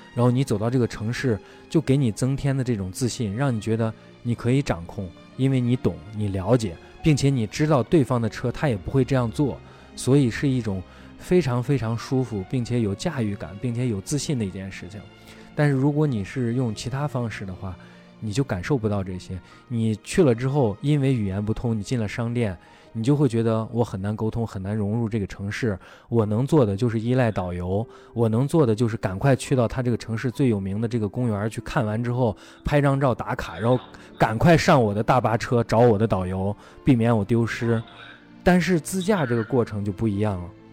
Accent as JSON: {"language": "Chinese", "country": "China", "said": "我觉得我是中国人，我骄傲"}